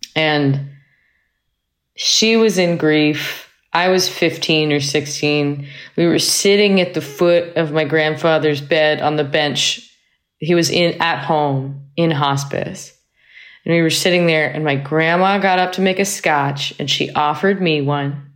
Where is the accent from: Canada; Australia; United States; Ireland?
United States; Cambridge, Massachusetts; also born or lived in Manhattan, New York; now in North Carolina, United States; I was, uh, born in Manhattan and I grew up in Cambridge, Massachusetts. Uh, I now live in North Carolina